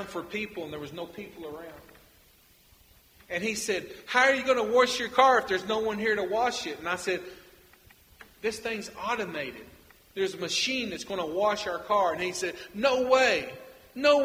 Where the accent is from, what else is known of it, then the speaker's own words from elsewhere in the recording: United States; now in Nicaragua; I'm a North American, that I'm come from the United States